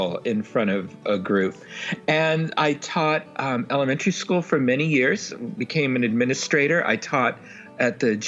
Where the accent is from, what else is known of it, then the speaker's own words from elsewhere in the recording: San Francisco, California, United States; I grew up in San Francisco